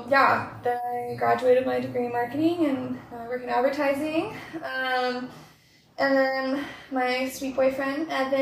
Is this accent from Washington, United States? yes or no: yes; Tri-Cities, Washington, United States; moved away as an adult; now in Portland, United States; I'm originally from Tri-Cities, Washington, which is like lower eastern Washington, if you're familiar. It's really flat there, and the Columbia River goes through it, though, so that was always fun in the summers.